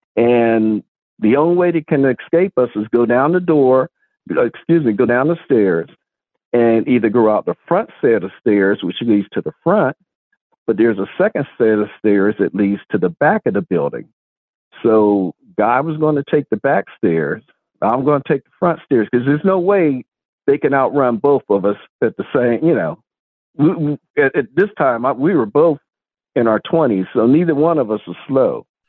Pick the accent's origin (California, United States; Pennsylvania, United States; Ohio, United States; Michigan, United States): Pennsylvania, United States; Sharon; also born or lived in South Carolina / North Carolina / Farrell, Pennsylvania; I was born up here in Sharon, PA.